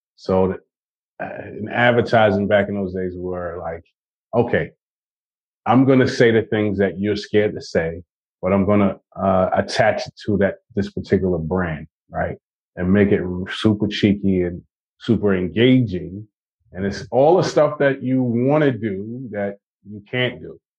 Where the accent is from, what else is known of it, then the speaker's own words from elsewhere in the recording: New York, United States; I'm from New York, Brooklyn, New York